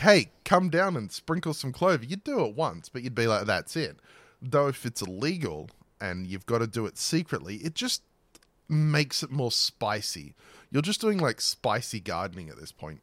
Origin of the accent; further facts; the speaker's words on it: Australia; I grew up in Australia